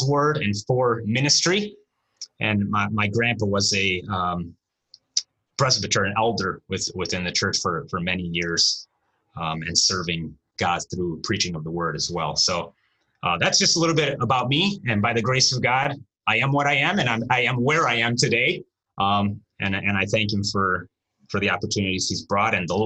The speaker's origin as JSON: {"language": "English", "country": "United States", "tie": "born or raised there", "first_language": "Romanian", "second_language": "English", "said": "I was born here in the States. My parents came here. My dad came here in 79 and then my mother shortly after. We grew up here. Our language initially was Romanian."}